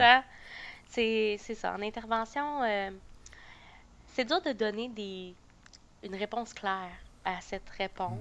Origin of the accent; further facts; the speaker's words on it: Beauce, Quebec, Canada; moved away as an adult; also born or lived in Sherbrooke; je viens de la Beauce